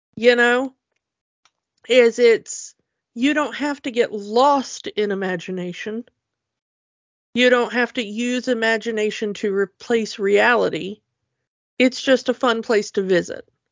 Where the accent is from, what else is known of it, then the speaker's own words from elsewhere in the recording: United States; as an American